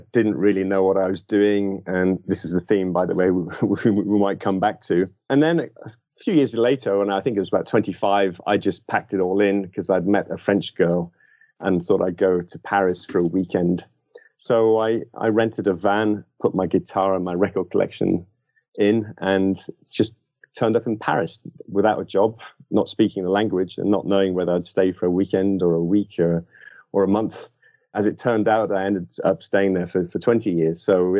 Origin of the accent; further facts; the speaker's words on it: Liverpool, North West England, United Kingdom; So basically, I'm from originally from Liverpool, although you'll struggle to find much of that in my accent today.